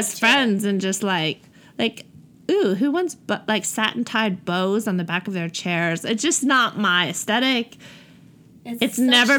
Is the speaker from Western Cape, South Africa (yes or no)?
yes; Cape Town, Western Cape, South Africa; accent: Cape Town; Yes. And I don't hear my accent at all. And it's a really strange thing, but I know I have an accent.